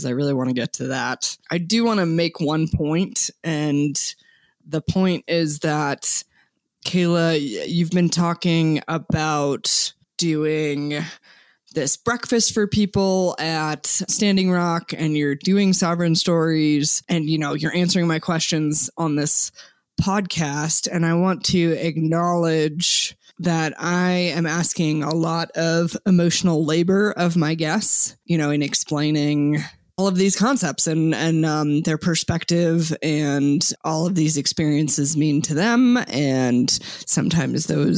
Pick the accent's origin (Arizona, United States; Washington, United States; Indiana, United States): Arizona, United States; I was born and raised in Arizona as a non-native person.